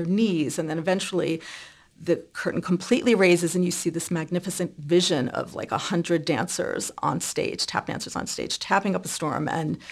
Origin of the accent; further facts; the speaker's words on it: New York City, New York, United States; I grew up in Brooklyn